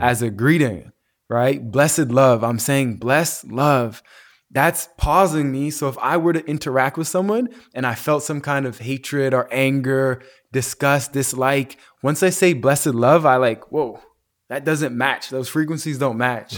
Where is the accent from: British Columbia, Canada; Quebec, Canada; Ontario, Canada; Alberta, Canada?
Alberta, Canada; Calgary; my cousin that I grew up with in Calgary